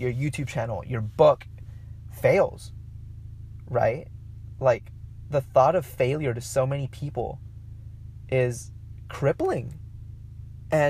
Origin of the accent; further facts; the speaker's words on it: Mexico; accent: Mexican; my Mexican accent came out